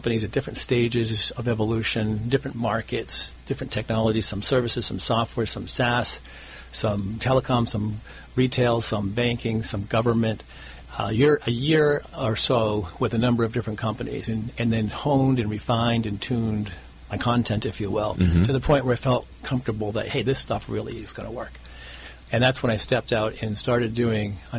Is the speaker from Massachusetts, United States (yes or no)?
yes; Lexington, Massachusetts, United States; I grew up in outside of Boston, in a historic town of Lexington, Massachusetts